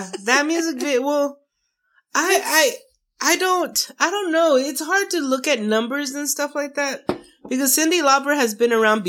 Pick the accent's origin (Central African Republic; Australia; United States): United States; Odessa, Texas; I was born and raised here because everybody's like, you don't seem like the Odessa type.